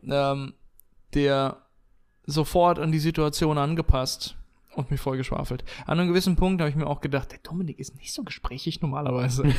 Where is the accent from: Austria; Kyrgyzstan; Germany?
Germany; Bensheim, Hesse; Weststadthalle war immer der Austragungsort von, ähm, von, von Hallenturnieren bei uns in Bensheim